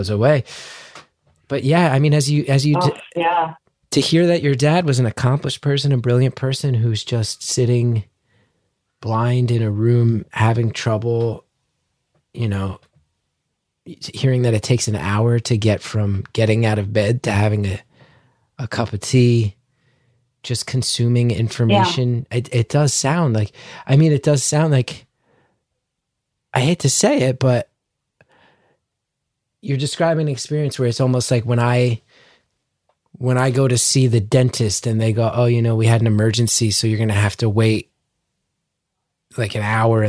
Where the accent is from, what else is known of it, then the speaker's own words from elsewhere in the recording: United States; as an American